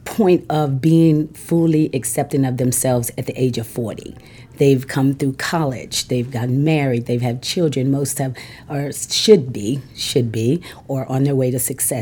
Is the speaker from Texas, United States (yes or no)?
yes; Texas, United States; moved away; I'm originally from Texas.